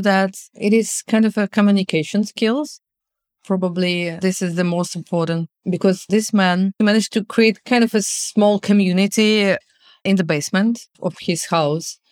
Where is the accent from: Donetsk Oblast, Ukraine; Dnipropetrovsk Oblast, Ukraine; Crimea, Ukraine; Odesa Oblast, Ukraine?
Crimea, Ukraine; Simferopol; moved away as an adult; also born or lived in Kyiv; I was in Simferopol. It is my hometown.